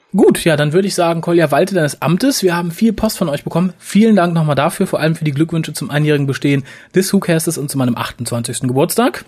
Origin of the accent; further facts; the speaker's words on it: Germany; Sind wir Deutsche